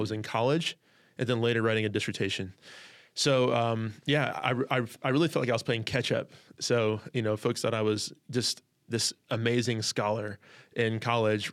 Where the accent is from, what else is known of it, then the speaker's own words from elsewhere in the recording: California, United States; also born or lived in Chicago, Illinois, United States; we moved from Chicago to California. I was six